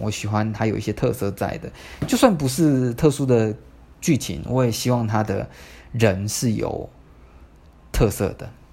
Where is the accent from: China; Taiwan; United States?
Taiwan; Tamsui, New Taipei; 我念师大附中嘛，但是我家在淡水